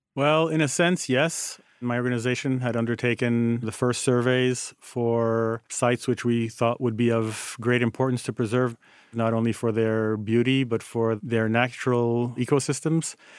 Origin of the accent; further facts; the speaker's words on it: Haiti; moved away as an adult; also born or lived in United States; born and growing up in Haiti